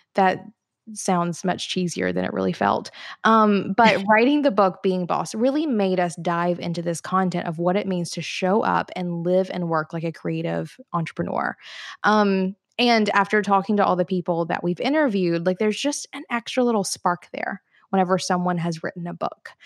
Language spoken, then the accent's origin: English; Florence, Alabama, United States; now in Chattanooga, United States; my hometown, though, Florence, Alabama